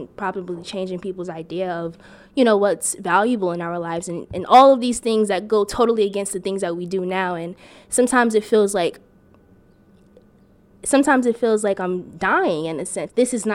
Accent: East Orange, New Jersey, United States; I'm from East Orange

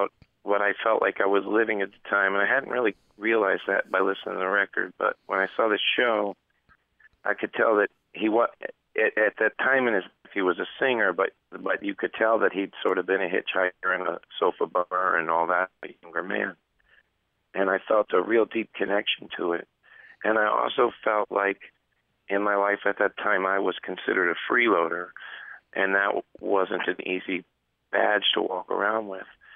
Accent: Oregon, United States; moved away; also born or lived in Texas; as a kid growing up in Oregon

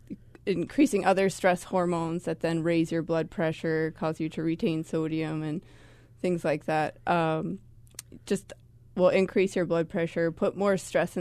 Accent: Boston, Massachusetts, United States; I never hear horns here. I'm from Boston originally, so.

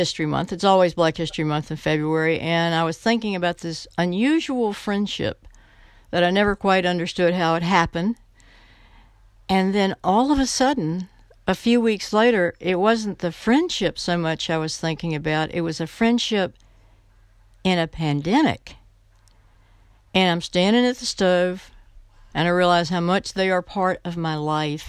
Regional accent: Roanoke, Virginia, United States; also born or lived in Windy Gap Mountain, Virginia; I grew up in Virginia from a small town, Windy Gap Mountain. My mother wanted to upscale us, so she moved us into the city of Roanoke

